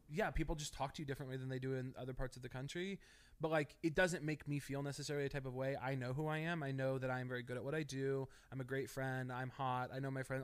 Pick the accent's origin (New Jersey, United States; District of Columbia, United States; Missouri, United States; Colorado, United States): Missouri, United States; moved away as an adult; also born or lived in Chicago; now in Los Angeles, United States; I grew up in Missouri in a very small town